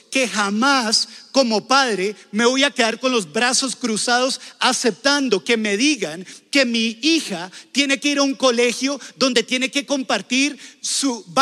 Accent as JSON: {"language": "Spanish", "country": "Colombia", "said": "Y ustedes dirán, ah, pero eso es Estados Unidos. ¿Eso qué importa? Nosotros somos de Colombia."}